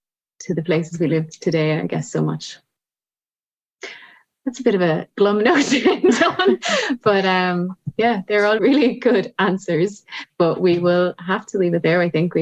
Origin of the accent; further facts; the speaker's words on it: Ashbourne, Leinster, Ireland; also born or lived in Dublin; I grew up in Ashburn, other side of Meath, you know, based in and around Dublin always.